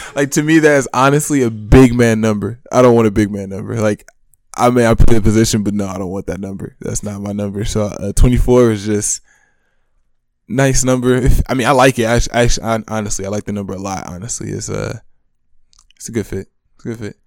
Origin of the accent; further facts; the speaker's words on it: Monroe, Michigan, United States; I'm from Monroe, Michigan.